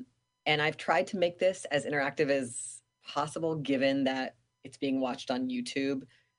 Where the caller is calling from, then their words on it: Seattle, Washington, United States; I am calling in from Duwamish Land, Seattle, Washington